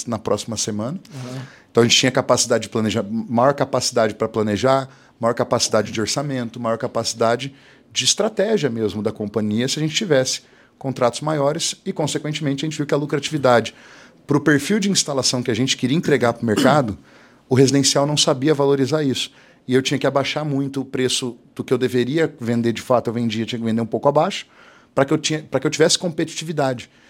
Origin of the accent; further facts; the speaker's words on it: Ourinhos, São Paulo, Brazil; now in Londrina, Brazil; eu nasci em Ourinhos, interior de São Paulo